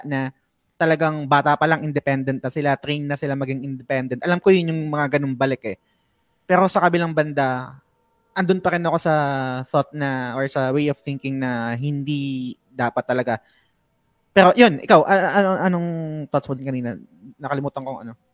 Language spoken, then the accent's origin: Tagalog; Philippines; yung kultura natin na bilang Pinoy